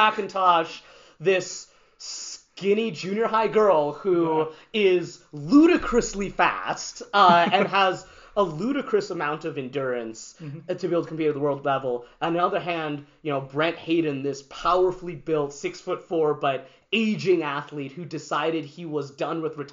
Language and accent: English; Canada; also born or lived in New York, United States; to have grown up in this country, to also have been born in the States